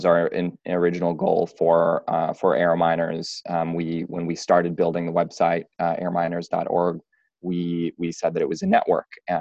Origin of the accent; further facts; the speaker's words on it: New York City, New York, United States; now in San Francisco, United States; I'm from New York and New York City, and moved to San Francisco